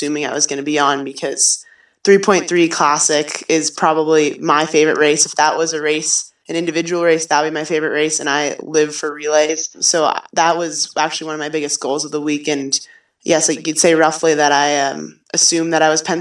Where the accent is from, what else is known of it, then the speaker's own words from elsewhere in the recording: Waltham, Massachusetts, United States; now in Stratton, United States; My hometown is Waltham, Massachusetts, right outside of Boston